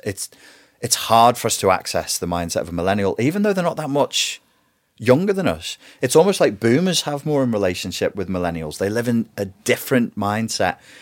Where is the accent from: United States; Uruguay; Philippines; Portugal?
Portugal; moved away; also born or lived in England; I was raised in Portugal, which was warm and fuzzy, and then I was shoved into an English private school system